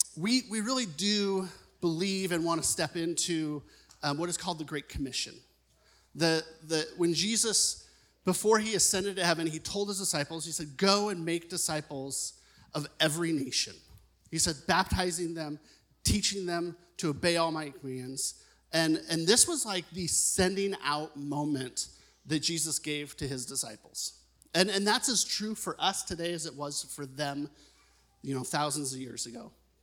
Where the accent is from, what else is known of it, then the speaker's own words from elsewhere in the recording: Oregon, United States; now in Modesto, United States; I'm from Oregon